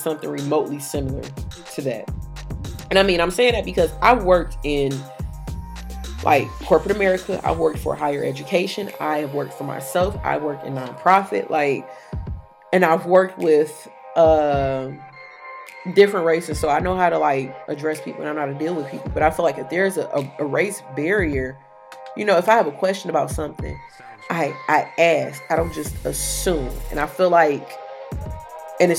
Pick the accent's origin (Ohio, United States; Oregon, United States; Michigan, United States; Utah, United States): Michigan, United States; Detroit; I'm from Detroit, born and raised downtown, not east or west